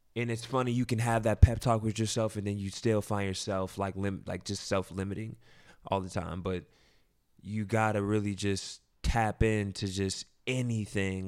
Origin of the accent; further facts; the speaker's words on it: Ohio, United States; moved away as an adult; also born or lived in Fayetteville, North Carolina; now in New York, United States; I lived there for about three or four years, but I've lived basically my whole life in Ohio